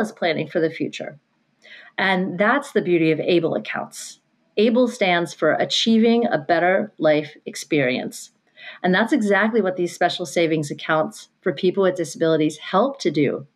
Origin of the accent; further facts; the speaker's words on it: Pennsylvania, United States; Pensy is my residency. I'm from Pennsylvania